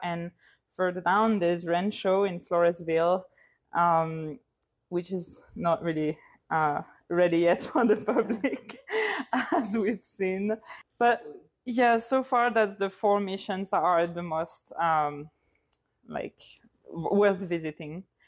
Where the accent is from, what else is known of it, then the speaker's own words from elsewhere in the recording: Lille, Hauts-de-France, France; now in London, United Kingdom; I uh, come from France, Lille in the north, and I live in London.